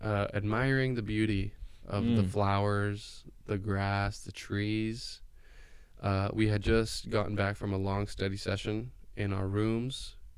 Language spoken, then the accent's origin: English; Bend, Oregon, United States; moved away; also born or lived in Davis, California; I grew up in Bend, Oregon, right?